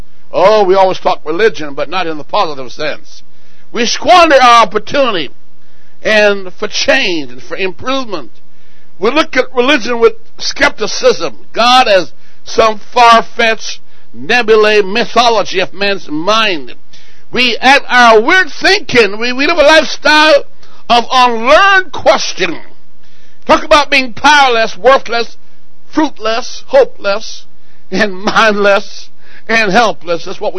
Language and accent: English; Jamaica; born there; also born or lived in England; Now, I was born in Jamaica, and as a kid, I thought, why would I be born? I lived in England and asked the question, what am I doing here?